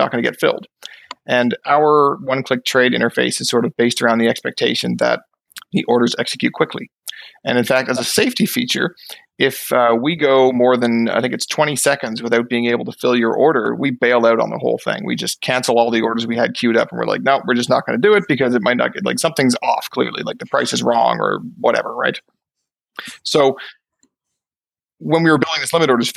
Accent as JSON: {"language": "English", "region": "Newfoundland and Labrador", "country": "Canada", "tie": "born or raised there", "moved": "as an adult", "lives_now": "Fredericton, Canada", "said": "I'm personally from Newfoundland. I grew up in Newfoundland. Maybe you can hear a little bit of the accent in my voice"}